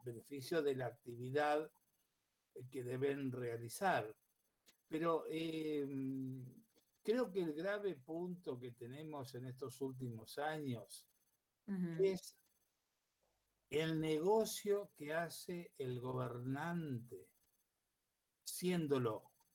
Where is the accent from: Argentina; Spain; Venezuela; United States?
Argentina; San Lorenzo, Santa Fe; yo que vengo de San Lorenzo